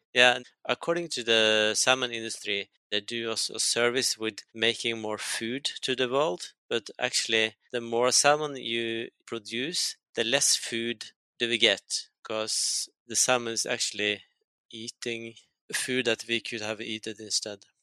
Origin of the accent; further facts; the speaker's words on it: Norway; I come from Norway. We think it's kind of innocent place